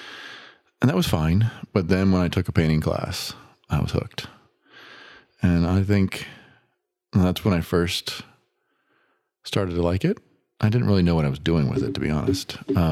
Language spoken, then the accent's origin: English; Midwest, United States; also born or lived in Illinois / Michigan / Ohio / Maryland; now in Charlotte, United States; I was born and raised in the Midwest.